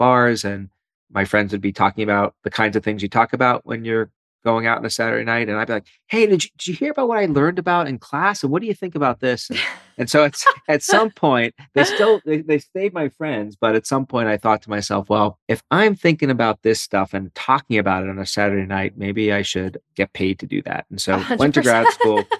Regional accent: New York City, New York, United States; moved away as an adult; also born or lived in Philadelphia, United States / Ann Arbor, Michigan, United States; now in Michigan, United States; I'm a born and bred East Coaster. So I grew up in Brooklyn

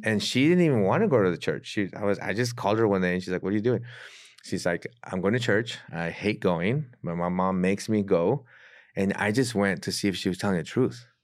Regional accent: San Diego, California, United States; moved away as an adult; now in Mexico City, Mexico; I'm originally born and raised in San Diego

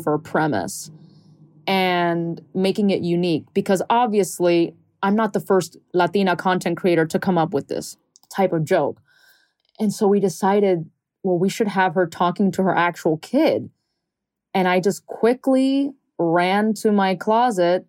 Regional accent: Miami, Florida, United States; growing up in Miami

